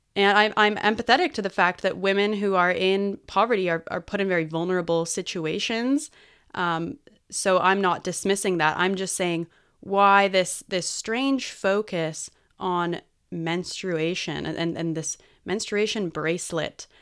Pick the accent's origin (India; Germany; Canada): Canada; British Columbia; I'm a British Columbian